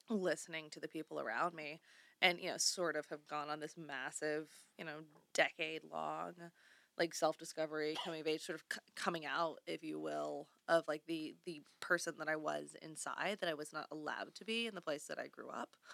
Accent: the South, Southern United States, United States; now in Los Angeles, United States; I'm an expat debutante, runaway Southern Belle

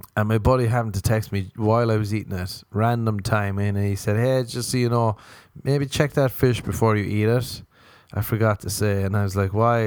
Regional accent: Ireland; I'm Irish

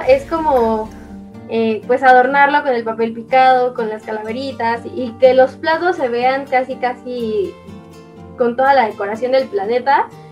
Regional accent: Mexico; nuestra cultura mexicana

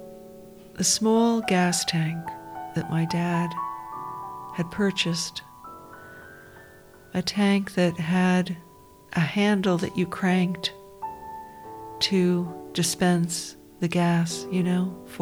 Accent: New York, United States; I grew up down near New York City

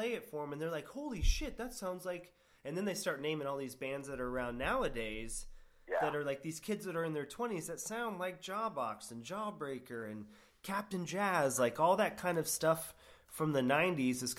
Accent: Sarasota, Florida, United States; also born or lived in New Hampshire; now in Gainesville, United States; I grew up in Sarasota, Florida, in the bonehead days

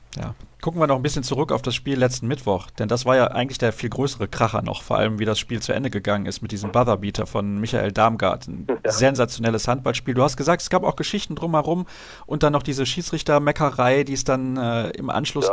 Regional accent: Solingen, North Rhine-Westphalia, Germany; ich komme aus Solingen

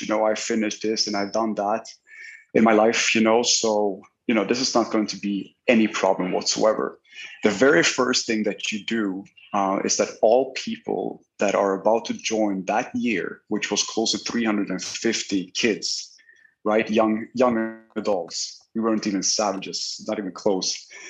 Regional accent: Sweden; moved away as an adult; now in Miami Beach, United States; I'm originally uh, Swedish. I was born in Sweden.

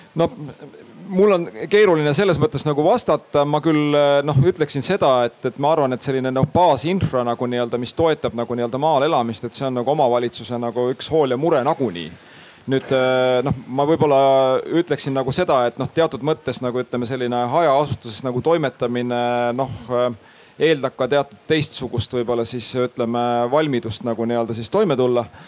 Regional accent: Põltsamaa Parish, Jõgeva County, Estonia; now in Tallinn, Estonia; mina ise olen Jõgevamaalt pärit et äh, Põltsamaa vallast

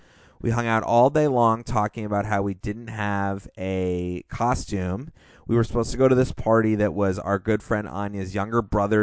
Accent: New Hampshire, United States; now in Portland, United States; Growing up in New Hampshire, you get to either figure skate, play hockey, or ski competitively, or you're a fucking loser, and I was a competitive skier.

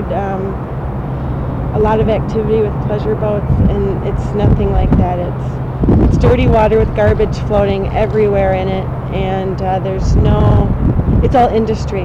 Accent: Madison, Wisconsin, United States; We're actually from Madison, Wisconsin

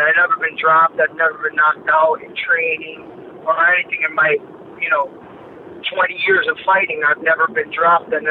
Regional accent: New York, United States; also born or lived in Chicago; now in Miami, United States; originally I'm from New York, but I lived in Chicago when I started my MMA career, and I moved down to Miami from Chicago.

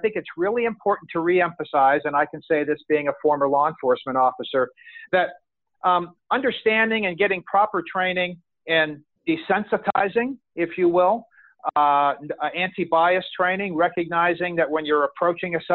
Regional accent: Orlando, Florida, United States; here in my hometown of Orlando, Florida

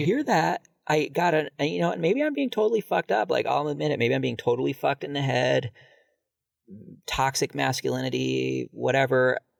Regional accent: Ohio, United States; born there; But I was born in Ohio, so I was born in 72.

